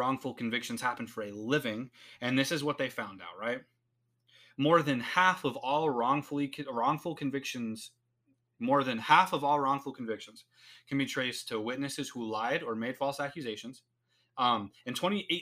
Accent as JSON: {"language": "English", "country": "United States", "said": "As an American citizen that lives under the same set of laws and rules"}